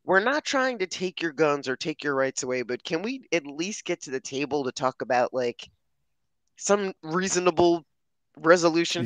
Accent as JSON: {"language": "English", "region": "New Jersey", "country": "United States", "said": "I'm from Jersey"}